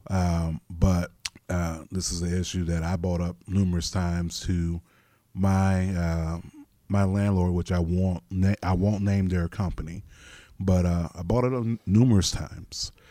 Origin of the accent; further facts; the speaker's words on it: Florida, United States; moved away as an adult; also born or lived in Nashville; now in Ohio, United States; I left my home state of Florida and I drove from Florida to Nashville